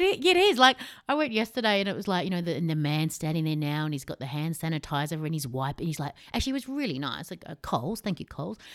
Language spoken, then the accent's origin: English; Australia; We're Australian.